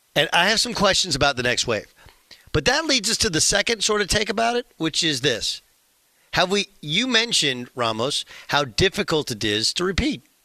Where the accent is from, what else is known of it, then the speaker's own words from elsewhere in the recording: Orange County, Southern California, United States; moved away; also born or lived in Oklahoma; I grew up in Southern California. Jason and I grew up in Orange County, which is the county south of Los Angeles County.